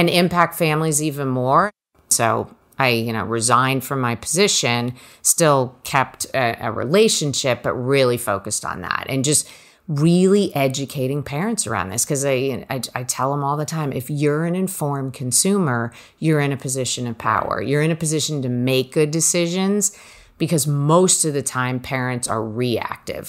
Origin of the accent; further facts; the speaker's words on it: New Jersey, United States; I grew up in Jersey, so four hours from Cornell